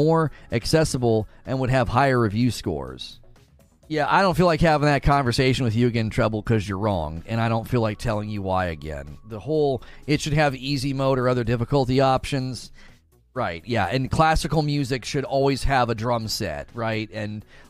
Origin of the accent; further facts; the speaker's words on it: Ohio, United States; I grew up in Ohio